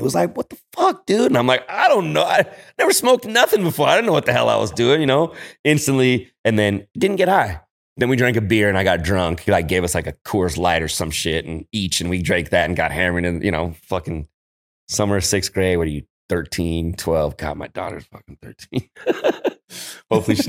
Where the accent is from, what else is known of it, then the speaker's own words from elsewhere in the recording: San Francisco, California, United States; So, yeah, I'm a Frisco product. I grew up in Noe Valley.